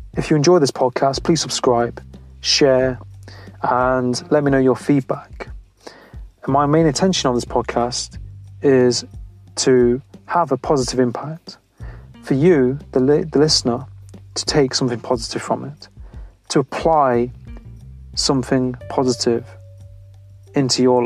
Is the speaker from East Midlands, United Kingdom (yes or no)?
yes; Nottingham, East Midlands, United Kingdom; Well, I'm from where he's from. I'm from Nottingham.